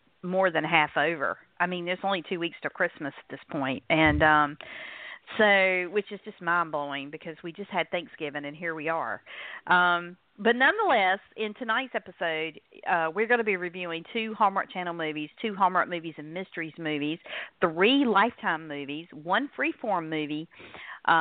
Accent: North Carolina, United States; accent: North Carolina; in case my accent has not given it away, I'm in North Carolina

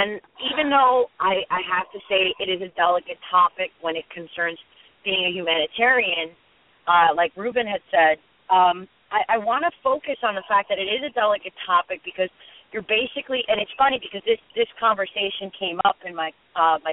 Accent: United States; as an American

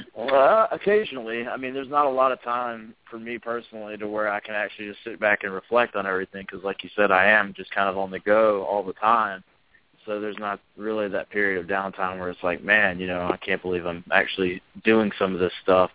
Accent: the South, United States; I have always been proud of being from the South

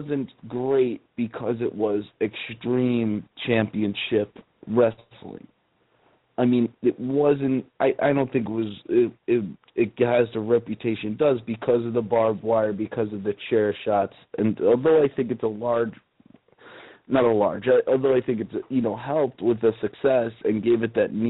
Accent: New York, United States; Growing up in New York, the concrete jungle

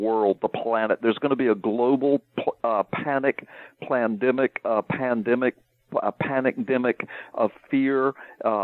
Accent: the South, United States; I'm from the South

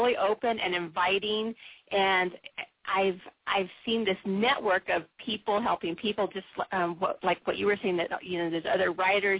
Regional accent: San Diego, California, United States; also born or lived in Pacific Northwest; I was born and raised in San Diego, and so when I transitioned up to the Pacific Northwest

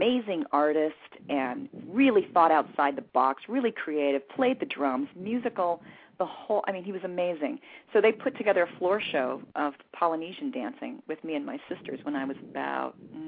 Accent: West Covina, California, United States; also born or lived in Hollywood, California / Waco, Texas; So for all intents and purposes, I grew up in West Covina, California. I'm a Southern California girl.

